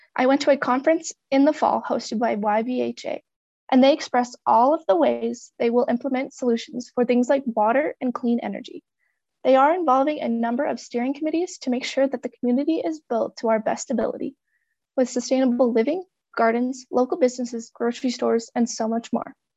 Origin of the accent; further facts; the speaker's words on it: Grand Lake, Colorado, United States; now in Steamboat Springs, United States; I'm originally from Grand Lake, Colorado, which is a mere two hours away from Steamboat